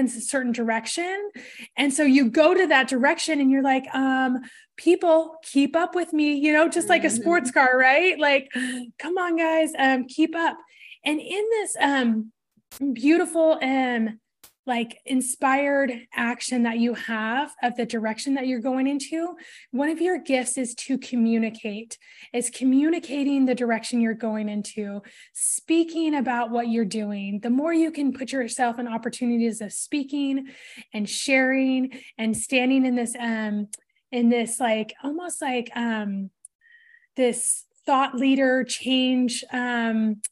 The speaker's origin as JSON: {"language": "English", "town": "Portland", "region": "Oregon", "country": "United States", "tie": "born or raised there", "said": "I grew up in Portland"}